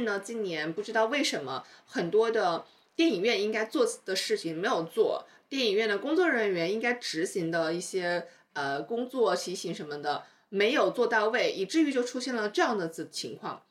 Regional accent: Chongqing, China; now in Shanghai, China; 作为一个重庆人民

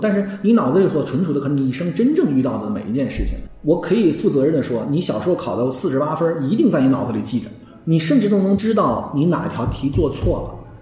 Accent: China; 我们中国人认为叫上下五千年

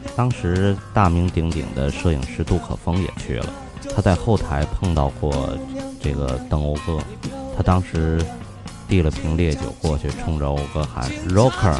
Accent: Tianjin, China; accent: Tianjin dialect; 我们天津话叫瓢把子

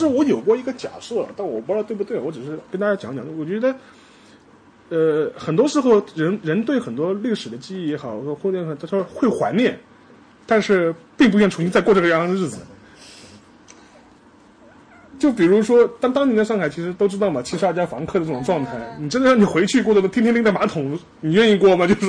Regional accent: Shanghai, China; 虽然我是上海人啊，但我没什么太大感觉。

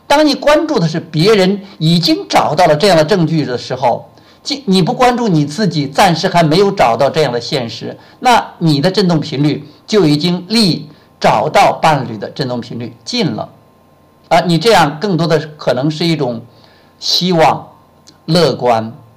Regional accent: China; moved away as an adult; also born or lived in Shenzhen; 我从深圳回到我们老家武阳

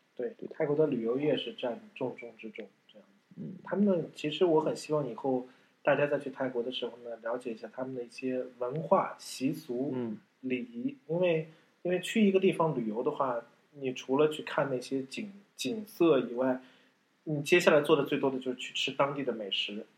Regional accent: Shanghai, China; moved away as an adult; also born or lived in Thailand; 我是来自上海的

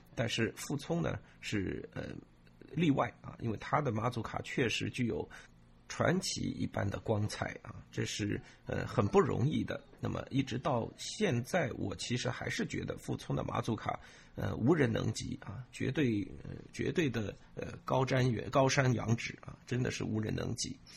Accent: China; 我们中国人

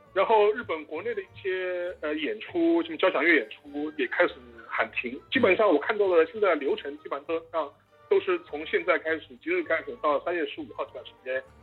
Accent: Shanghai, China; 我们上海人

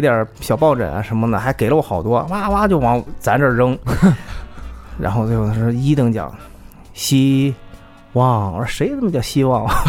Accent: China; 我们只能告诉他们我们是来自中国

